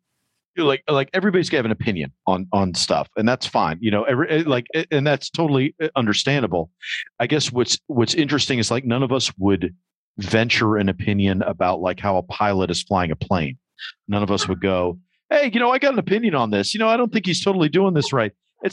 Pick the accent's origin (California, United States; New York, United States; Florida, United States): New York, United States; growing up in New York in the 80s